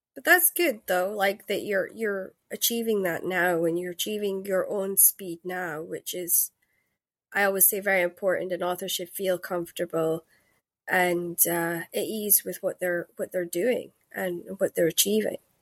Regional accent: Scotland, United Kingdom; I'm Scottish

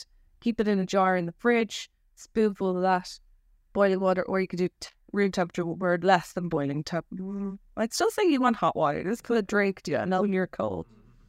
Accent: Nepal; In India, where I grew up in Nepal, because on my childhood

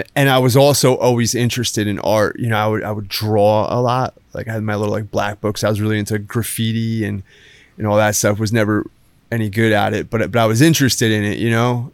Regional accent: Brick, New Jersey, United States; moved away as an adult; also born or lived in New York / Los Angeles / San Diego / Lake Tahoe; now in Savannah, United States; I grew up in Jersey. I grew up on, on the Jersey Shore

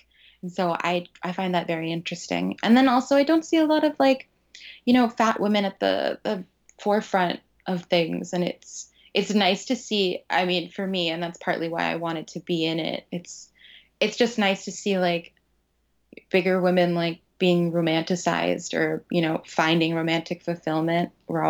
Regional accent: Florida, United States; And I came from Florida, and I was like, $18 for a freaking ticket

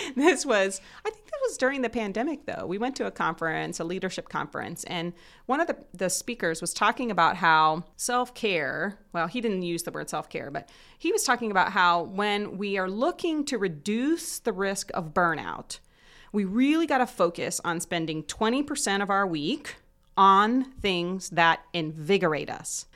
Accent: Southern Indiana, United States; moved away as an adult; now in Muncie, United States; I actually grew up in Southern Indiana, close to Cincinnati

